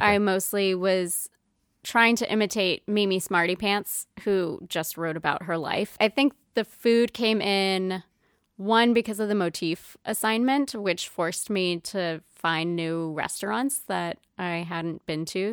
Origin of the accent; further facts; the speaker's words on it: Roswell, New Mexico, United States; moved away as an adult; also born or lived in Las Cruces, New Mexico / New Hampshire; now in Providence, United States; growing up in Roswell, like, there's no P F Chang's